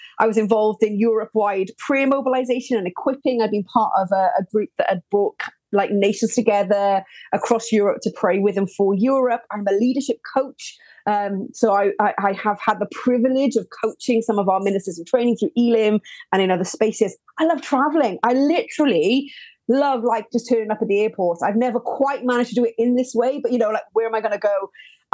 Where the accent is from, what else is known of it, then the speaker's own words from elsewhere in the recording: Welsh, Wales, United Kingdom; now in Birmingham, United Kingdom; I'm Welsh, but I live in the great, great city of Birmingham